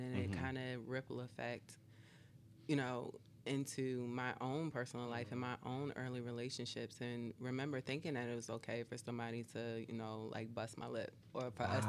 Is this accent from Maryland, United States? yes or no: no; North New Jersey, United States; growing up in North New Jersey